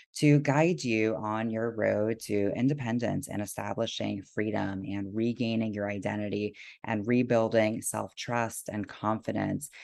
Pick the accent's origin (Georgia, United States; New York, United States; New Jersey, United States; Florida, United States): Florida, United States; South; moved away as an adult; now in Seattle, United States; I was born and raised in South Florida